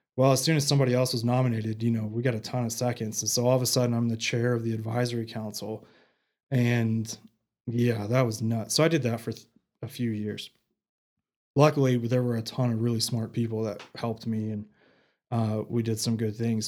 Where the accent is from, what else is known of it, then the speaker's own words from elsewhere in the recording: Canyon, Texas, United States; also born or lived in Abilene / Midland; now in Amarillo, United States; I grew up in Canyon, graduated from Canyon High, and then, you know, the typical Panhandle kid